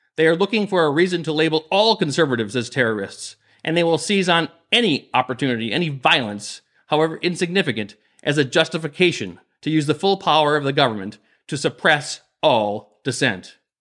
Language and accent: English; Minnesota, United States; my home state of Minnesota